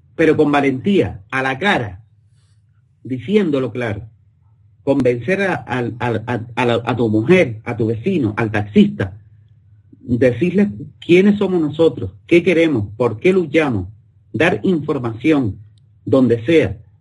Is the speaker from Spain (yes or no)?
yes; Spain; somos españoles